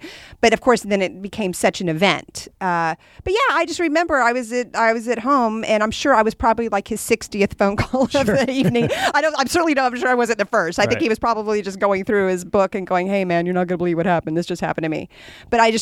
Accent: Texas, United States; moved away; I was from Texas

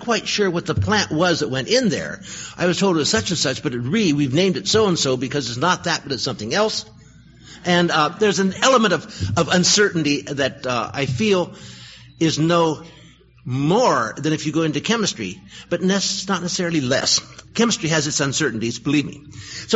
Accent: Berkeley, California, United States; I was born in Berkeley. I found a life there.

